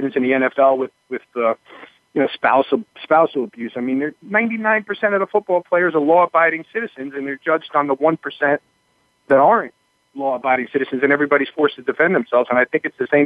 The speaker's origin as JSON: {"language": "English", "region": "New York", "country": "United States", "tie": "born or raised there", "moved": "yes", "lives_now": "New Jersey, United States", "said": "I grew up in New York, and I live in New Jersey."}